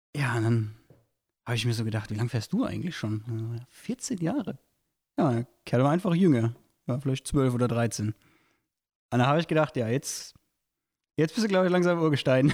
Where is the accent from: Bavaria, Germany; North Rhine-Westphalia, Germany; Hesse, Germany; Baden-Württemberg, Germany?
Hesse, Germany; Goddelau; ich bin in Gottelau groß geworden